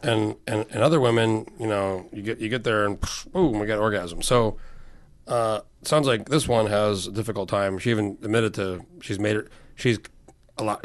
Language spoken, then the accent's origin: English; New Mexico, United States; now in Alaska, United States; I grew up in New Mexico